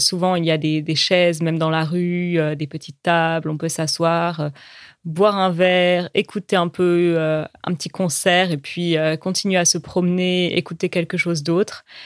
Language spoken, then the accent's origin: French; Zambia; French is a second language; je viens de Zambie et je suis en train d'apprendre le français